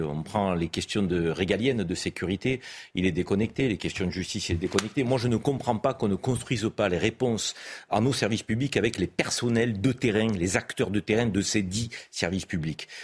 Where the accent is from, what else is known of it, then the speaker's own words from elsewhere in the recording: France; en tant que Français